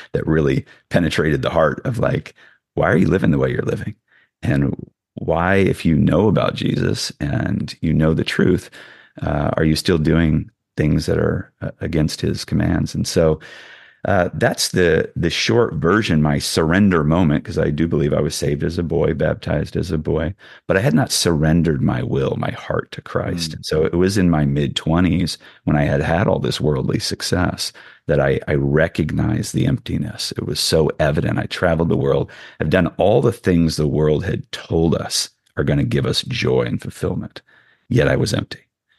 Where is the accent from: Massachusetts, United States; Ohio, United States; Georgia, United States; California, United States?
California, United States; growing up in the Bay Area where everything's pulling you